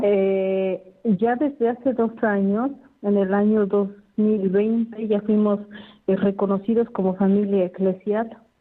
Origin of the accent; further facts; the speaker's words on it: Puebla, Mexico; moved away as an adult; Soy de México, del estado de Puebla.